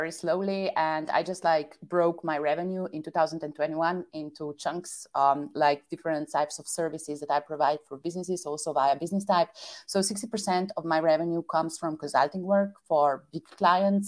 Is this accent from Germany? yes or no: no; Slovenia; moved away as an adult; also born or lived in Vienna / Shanghai / Netherlands / Belgium; I attended like all my schools in my native country, Slovenia.